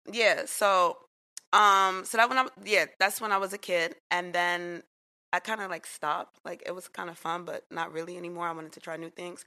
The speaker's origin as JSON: {"language": "English", "town": "New York City", "region": "New York", "country": "United States", "tie": "born or raised there", "said": "I grew up in Queens"}